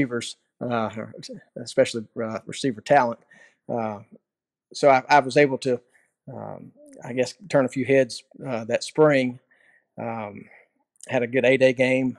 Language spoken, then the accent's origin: English; Pensacola, Florida, United States; I'm from Pensacola.